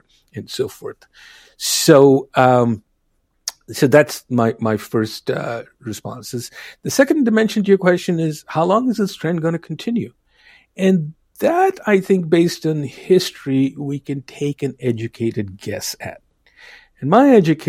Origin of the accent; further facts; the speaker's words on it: New Delhi, Delhi, India; now in Minnesota, United States; I'm originally from India. I grew up in New Delhi, one of my favorite cities in the world